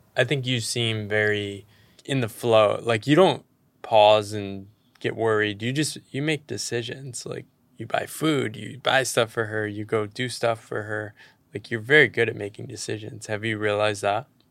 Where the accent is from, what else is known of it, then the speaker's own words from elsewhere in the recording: United States; growing up in the American economy